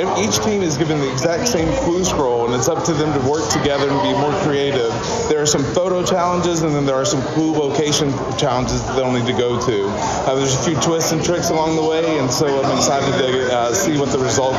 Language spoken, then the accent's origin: English; Eastern Kentucky, United States; moved away as an adult; now in Key West, United States; I'm from Eastern Kentucky.